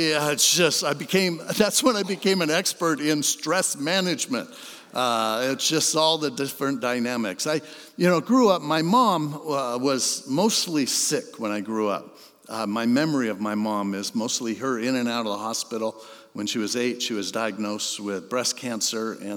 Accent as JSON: {"language": "English", "town": "Hermosa Beach", "region": "California", "country": "United States", "tie": "born or raised there", "also_born_or_lived": "San Diego", "said": "I grew up in Hermosa Beach."}